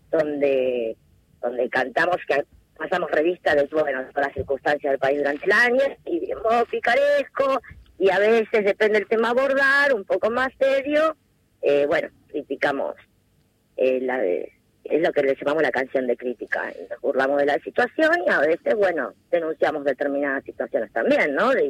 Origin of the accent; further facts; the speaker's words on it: Buenos Aires, Argentina; Sí, de Saavedra eh, criada desde chica y bueno, sí, toda